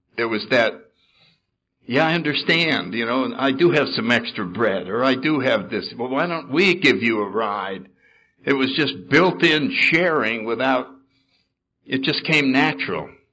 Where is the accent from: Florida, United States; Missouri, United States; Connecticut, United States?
Connecticut, United States; New Haven; I was born in New Haven, Connecticut in 1931